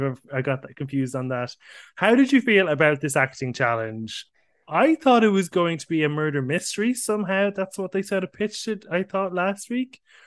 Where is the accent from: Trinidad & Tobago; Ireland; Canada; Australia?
Ireland; as an Irishman in the competition